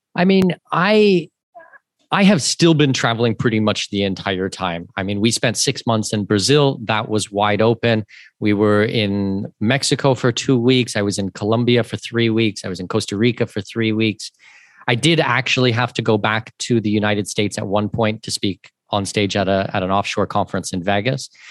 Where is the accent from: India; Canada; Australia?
Canada; southwestern Ontario; moved away as an adult; now in Panama City, Panama; I'm Canadian. I was born and raised in southwestern Ontario